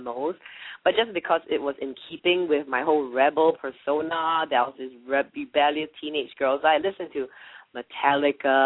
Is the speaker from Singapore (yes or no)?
yes; Singapore; moved away as an adult; now in United States; I'm originally from Singapore.